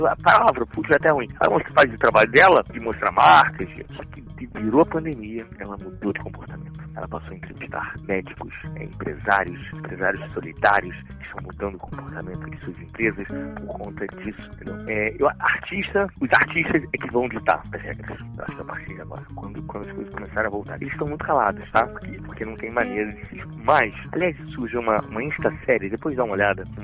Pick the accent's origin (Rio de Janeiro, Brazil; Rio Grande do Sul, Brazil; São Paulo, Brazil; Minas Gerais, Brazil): Rio de Janeiro, Brazil; eu nasci no Meia, um bairro do subúrbio do Rio de Janeiro